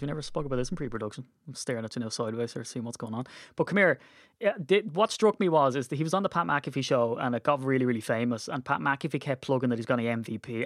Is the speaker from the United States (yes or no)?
no; Ireland; being Irish